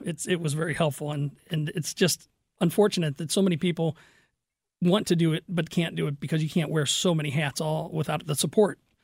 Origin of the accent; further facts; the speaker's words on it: Fenton, Missouri, United States; also born or lived in Kirkwood / Crestwood; I grew up in Fenton